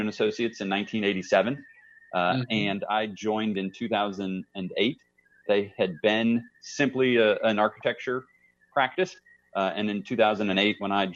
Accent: Kansas City, Missouri, United States; also born or lived in Wichita, Kansas / Laramie, Wyoming; I was born in Wichita, Kansas, moved to Kansas City, as a six-year-old or something like that. So grew up here in Kansas City

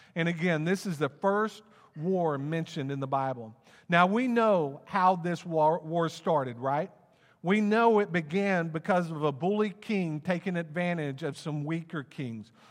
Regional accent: Plano, Texas, United States; also born or lived in Wylie, Texas; I grew up in Plano, um, and, and, um, in between the, my sixth grade semester, we moved to Wiley

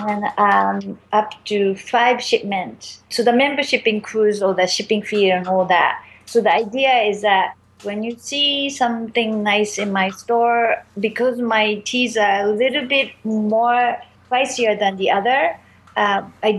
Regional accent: Japan; moved away as an adult; also born or lived in China / San Francisco / New York; now in Montreal, Canada; I grew up in Japan

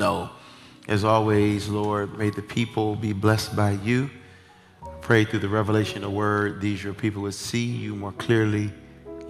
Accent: Detroit, Michigan, United States; I'm from Detroit.

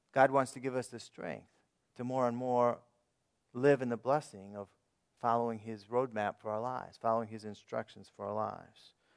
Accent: United States; as American citizens

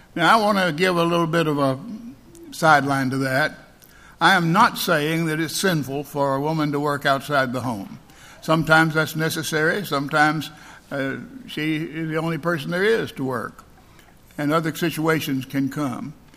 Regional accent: Alabama, United States; I'm from Alabama

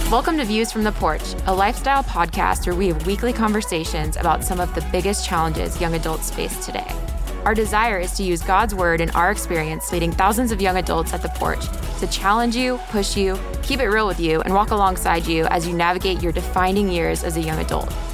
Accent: Florida, United States; moved away as an adult; now in Texas, United States; I'm from Florida

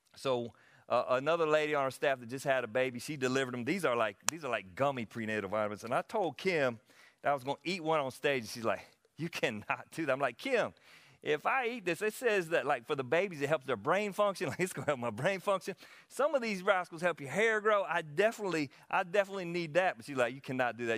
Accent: Anderson, United States; I'm from Anderson.

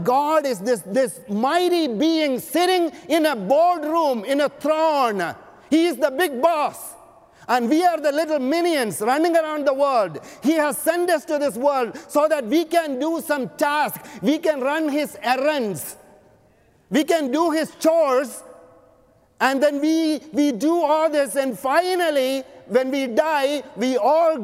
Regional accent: Canada; now in Los Angeles, United States; I am a Canadian

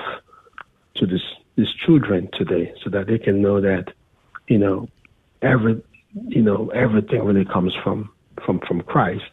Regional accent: Cameroon; moved away; from Cameroon, my home country

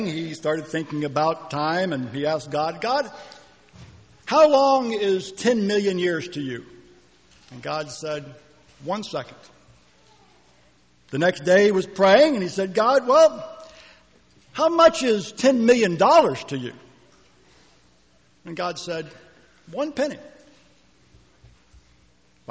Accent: Northeast, United States; moved away as an adult; now in Auburn, United States; I grew up in the Northeast

